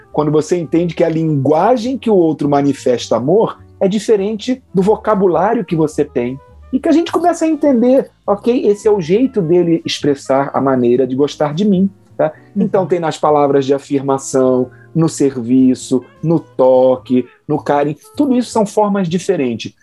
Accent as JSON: {"language": "Portuguese", "region": "Rio de Janeiro", "country": "Brazil", "also_born_or_lived": "Santa Catarina", "moved": "yes", "said": "eu que sou do Rio de Janeiro, tive alguma dificuldade quando cheguei a Santa Catarina"}